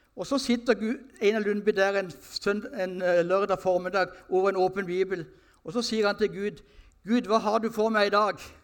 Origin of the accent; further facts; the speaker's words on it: Sørlandet, Norway; jeg er sørlending